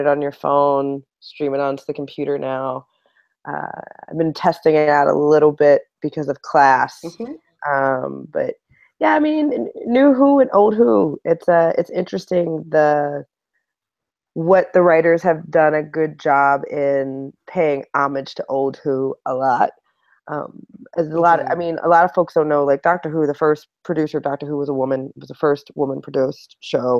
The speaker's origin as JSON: {"language": "English", "town": "Baton Rouge", "region": "Louisiana", "country": "United States", "moved": "yes", "lives_now": "New York, United States", "said": "I'm originally from Baton Rouge, Louisiana. I live in New York."}